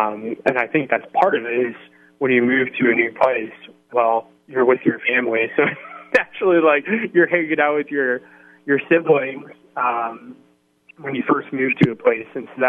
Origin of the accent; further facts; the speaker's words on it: Hawaii, United States; also born or lived in North Carolina / Washington / New Mexico / Illinois; So I was born in North Carolina, and then I moved to Washington State, then to New Mexico, then to Illinois, then to Oklahoma, then to England, and then I moved to Hawaii, which is where I graduated from high school.